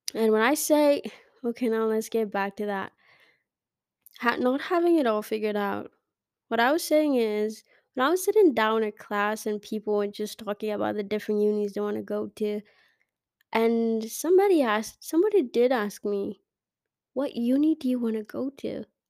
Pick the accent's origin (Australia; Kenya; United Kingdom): Kenya; I'm Kenyan